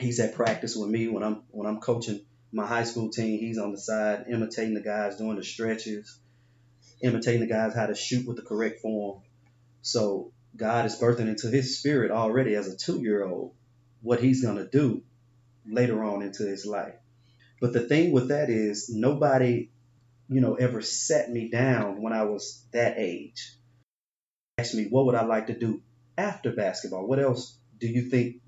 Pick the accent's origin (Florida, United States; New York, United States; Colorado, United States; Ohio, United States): New York, United States; Binghamton; I grew up in Binghamton